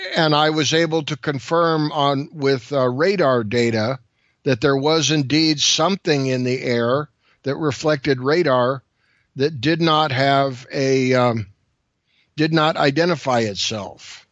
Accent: California, United States; I'm from California.

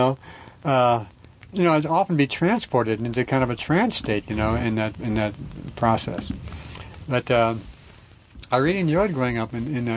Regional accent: New Orleans, Louisiana, United States; growing up in New Orleans, in Roman Catholicism

